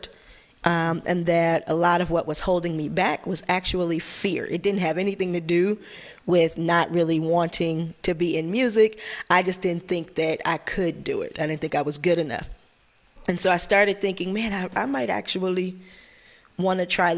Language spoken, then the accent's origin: English; San Francisco, California, United States; I went to a little school called French American International School